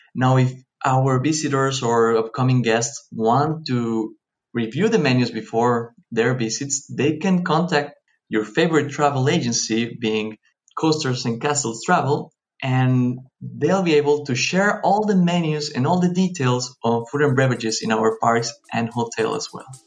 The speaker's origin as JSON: {"language": "English", "town": "Cancún", "region": "Quintana Roo", "country": "Mexico", "tie": "born or raised there", "said": "I grew up here in Cancun, Mexico"}